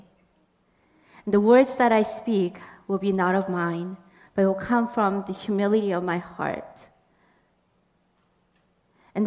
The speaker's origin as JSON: {"language": "English", "country": "Canada", "tie": "born or raised there", "said": "I grew up in Canada"}